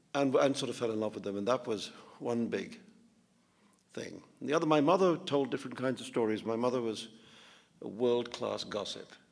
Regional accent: India; growing up in India

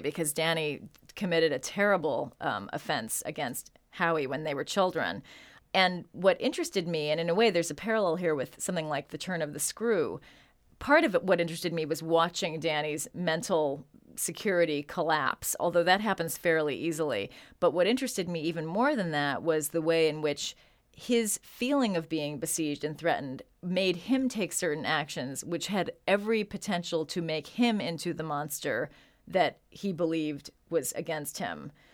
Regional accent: San Francisco, California, United States; also born or lived in Chicago; I grew up in San Francisco during the seventies

